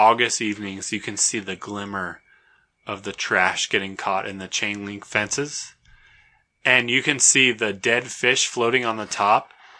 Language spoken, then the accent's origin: English; Sparks, Nevada, United States; In Sparks, Nevada, where Seth and I were raised